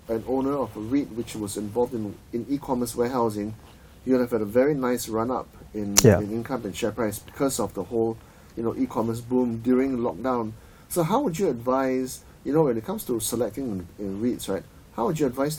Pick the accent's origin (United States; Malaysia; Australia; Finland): Malaysia; Penang; I'm from Penang, right? And my father, who was a lawyer, used to do some work for the late great Lo Bun Siew, Tan Sri Lo Bun Siew.